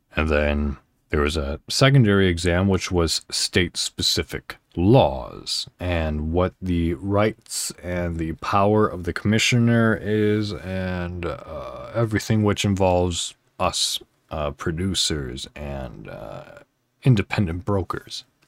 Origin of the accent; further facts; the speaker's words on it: northwest suburb of Chicago, Illinois, United States; I'm actually from Illinois in the United States, a northwest suburb of Chicago.